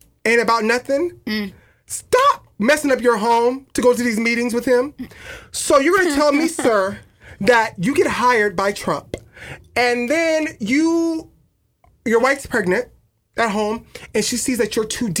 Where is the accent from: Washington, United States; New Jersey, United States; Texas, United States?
Washington, United States; Tacoma; I'm from Tacoma